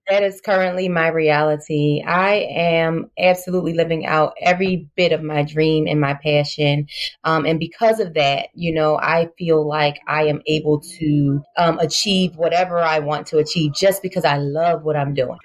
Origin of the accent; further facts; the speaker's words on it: Philadelphia, Pennsylvania, United States; Yes, I am from Philadelphia, West Philadelphia, born and raised.